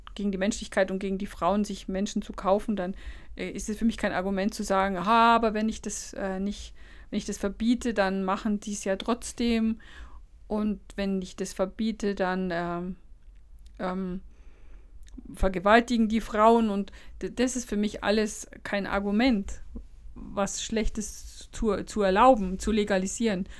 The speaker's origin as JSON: {"language": "German", "region": "Lower Bavaria", "country": "Germany", "said": "ich komme ja aus Niederbayern"}